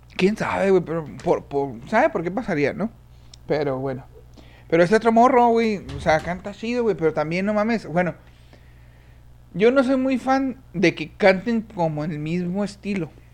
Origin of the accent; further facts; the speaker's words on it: Chihuahua, Mexico; somos del Estado